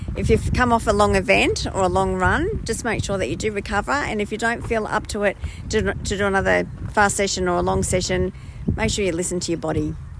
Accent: Scotland, United Kingdom; now in Australia; I'm Scottish.

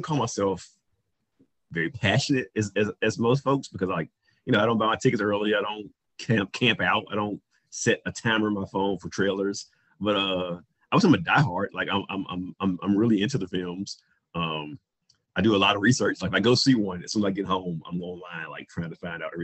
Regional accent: Roanoke Rapids, North Carolina, United States; moved away; my hometown, well, not my hometown, but my home area of Roanoke Rapids, North Carolina

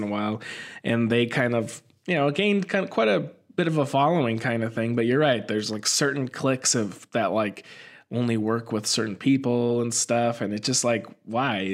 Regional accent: Phoenix, Arizona, United States; now in Portland, United States; we're both live in Portland right now, but I'm originally from Phoenix

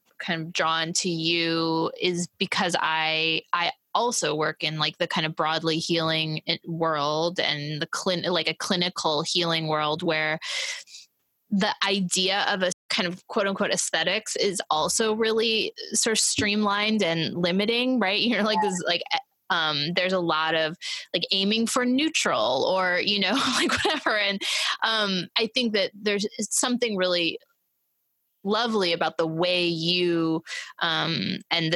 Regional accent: Missouri, United States; now in New York, United States; I grew up in Missouri

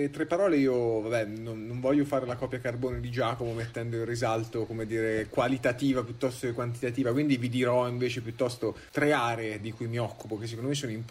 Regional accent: Perugia, Umbria, Italy; moved away as an adult; also born or lived in Turin / Trento; sono di Perugia

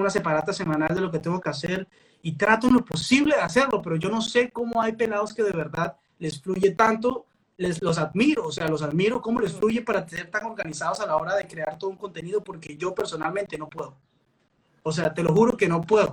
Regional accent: Peru; now in Colombia; soy peruano, acabo de llegar

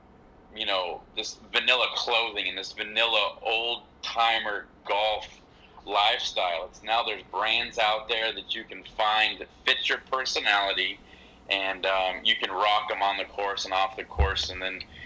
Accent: Southern California, United States; being from Southern California, we all wear Vans

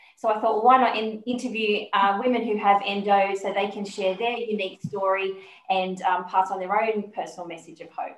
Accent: Sydney, New South Wales, Australia; I'm from Sydney

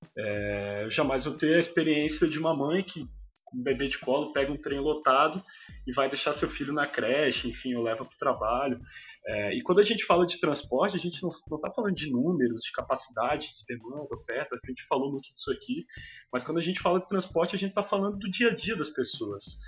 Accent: Florianópolis, Santa Catarina, Brazil; eu sou de, de Florianópolis, na verdade, é da região metropolitana.

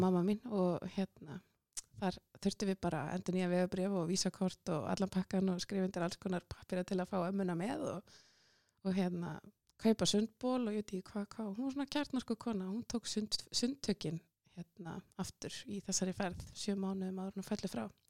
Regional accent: Njarðvík, Southern Peninsula, Iceland; ég fætt á uppalinn í Njárvíkonum og gekk Já. í Njárvíkusskóla og, og, hérna, og var þar alla skólagönguna

